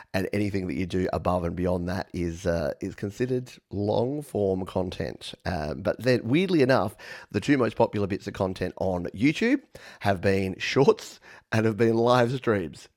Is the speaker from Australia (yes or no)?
yes; Australia; accent: Australian; my funny Australian accent